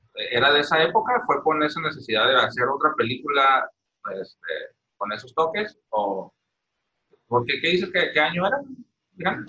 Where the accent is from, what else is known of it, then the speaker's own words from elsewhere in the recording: Mexico; nosotros no la entendemos como mexicanos